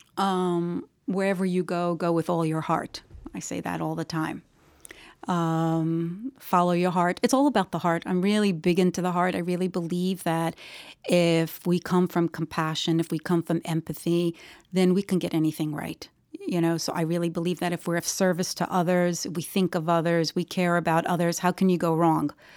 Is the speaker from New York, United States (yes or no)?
yes; New York, United States; I was born in New York, New York